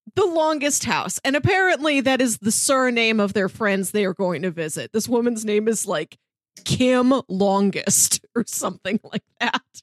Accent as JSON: {"language": "English", "region": "Missouri", "country": "United States", "tie": "born or raised there"}